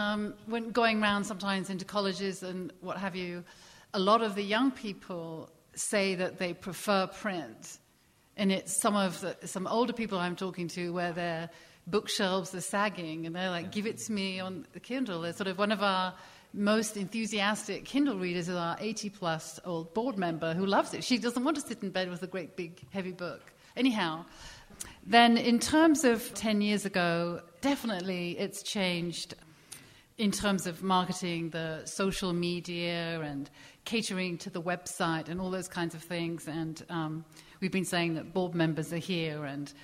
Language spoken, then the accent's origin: English; England, United Kingdom; So I remember in the past when I came from England, British publishing to American publishing